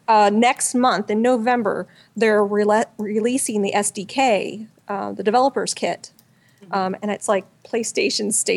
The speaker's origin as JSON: {"language": "English", "region": "Missouri", "country": "United States", "said": "I'm from Missouri."}